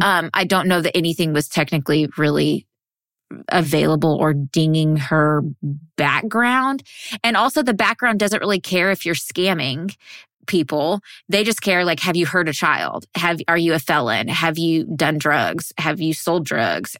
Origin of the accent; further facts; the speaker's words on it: Texas, United States; I'm from Texas. I was born and raised in Texas